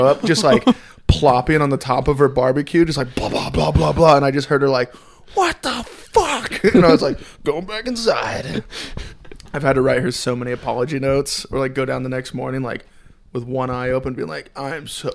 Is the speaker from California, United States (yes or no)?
yes; California, United States; also born or lived in Arizona; I'm from California.